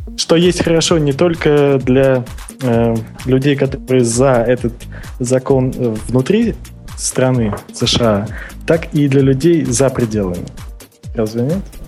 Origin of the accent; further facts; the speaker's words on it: Russia; now in Vietnam; я родился в России, но сейчас я во, во Вьетнаме